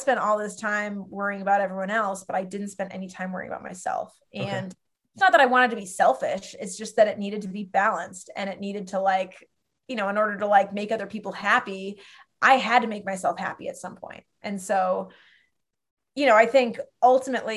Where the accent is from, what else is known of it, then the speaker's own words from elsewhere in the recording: Western Massachusetts, United States; I grew up in Western Mass